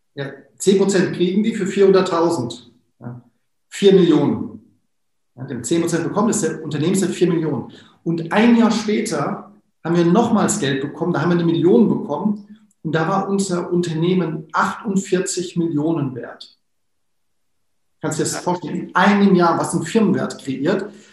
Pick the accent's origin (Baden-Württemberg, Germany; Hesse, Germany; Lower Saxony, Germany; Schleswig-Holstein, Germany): Hesse, Germany; Wiesbaden; ich komme ja aus Wiesbaden